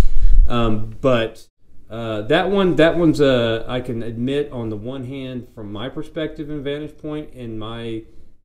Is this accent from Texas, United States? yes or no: no; Arkansas, United States; now in Indiana, United States; I'm a guy from Arkansas who lives in Indiana